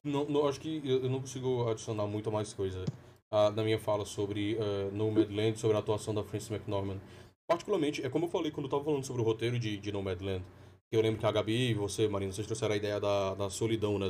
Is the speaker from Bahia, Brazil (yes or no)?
no; Fortaleza, Ceará, Brazil; also born or lived in Petrolina; eu sou de Fortaleza, fui pra Petrolina, voltei pra Fortaleza